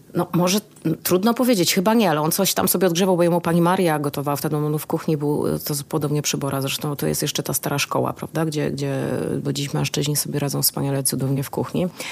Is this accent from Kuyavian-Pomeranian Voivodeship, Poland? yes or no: no; Kraków, Lesser Poland, Poland; also born or lived in Cieszyn; urodziłam się już w Krakowie